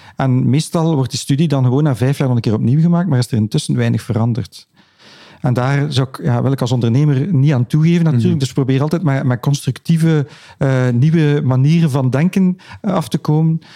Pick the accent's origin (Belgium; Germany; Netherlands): Belgium; Ghent, Flanders; Ik ben zelf een Gentenaar